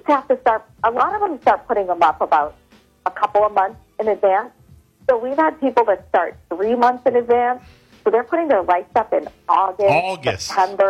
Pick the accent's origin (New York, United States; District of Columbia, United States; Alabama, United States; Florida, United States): District of Columbia, United States; Washington; born or raised there; moved away